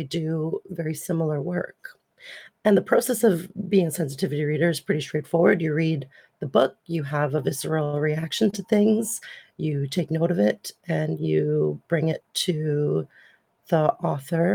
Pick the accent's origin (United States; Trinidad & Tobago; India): Trinidad & Tobago; now in Ontario, Canada; I was born in Trinidad and Tobago in the late 80s and moved to Canada in the 90s. And I've been here for 25 years